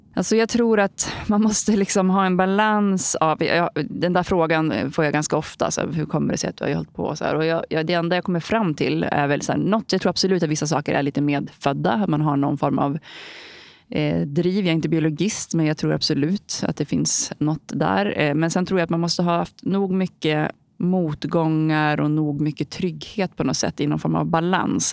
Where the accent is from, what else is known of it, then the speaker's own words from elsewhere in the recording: Holmsund, Västerbotten County, Sweden; also born or lived in Umeå; Jag kommer från Holmsund. Det är ett litet samhälle utanför Umeå i Västerbotten där jag bodde fram tills dagen efter jag gick ut nian